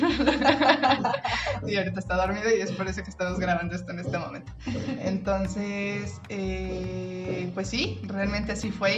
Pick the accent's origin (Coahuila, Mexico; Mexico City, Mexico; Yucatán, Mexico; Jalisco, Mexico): Jalisco, Mexico; Guadalajara; also born or lived in Tepatitlán; yo soy de Guadalajara, mi familia está en Guadalajara